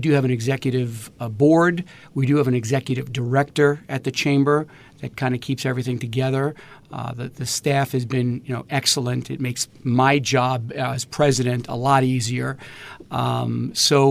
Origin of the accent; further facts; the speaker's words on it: New York City, New York, United States; I grew up in Queens